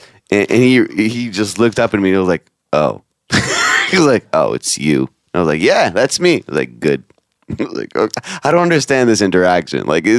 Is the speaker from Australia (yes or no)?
no; Israel; also born or lived in Judea and Samaria; I'm a comedian from Israel.